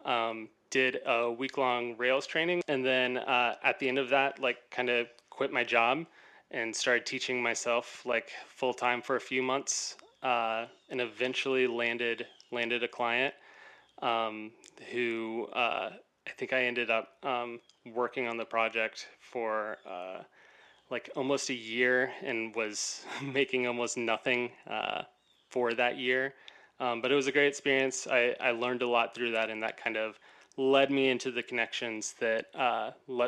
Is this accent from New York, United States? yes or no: no; east coast of Florida, United States; also born or lived in Orlando, Florida; now in Tampa, United States; I'm from the east coast of Florida. So I grew up, my dad worked at Kennedy Space Center